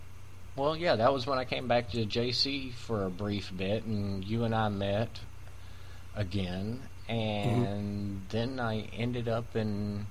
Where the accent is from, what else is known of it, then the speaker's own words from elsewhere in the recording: Appalachia, United States; also born or lived in Tennessee; you can't take the Appalachia out of us.